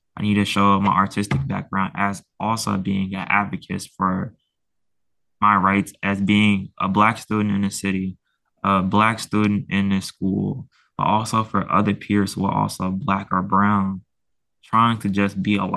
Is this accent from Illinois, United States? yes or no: yes; Chicago, Illinois, United States; also born or lived in Portland, Maine; I'm from Chicago.